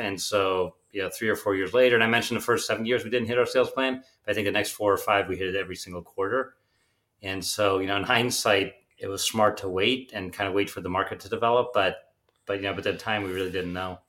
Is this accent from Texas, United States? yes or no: no; Pittsburgh, Pennsylvania, United States; also born or lived in Germany; I was born in Germany, and, uh, but my father, he was building pump company called Able Pumps, and, uh, but he decided he wanted to open a subsidiary in the U S, so he moved us all to Pittsburgh, which obviously was a big personal risk for him, but I really grew up then